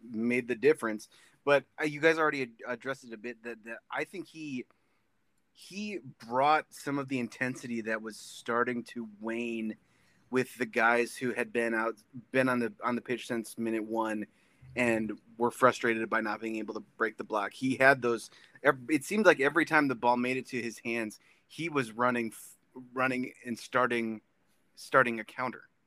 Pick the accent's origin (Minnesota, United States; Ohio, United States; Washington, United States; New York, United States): Minnesota, United States; I was born and raised in Minnesota, and I am a Minnesota sports fan